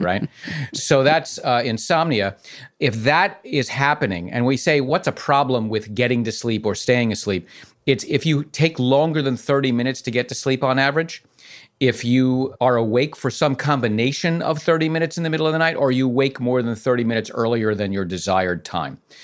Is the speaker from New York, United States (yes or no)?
yes; New York City, New York, United States; I'm from the Bronx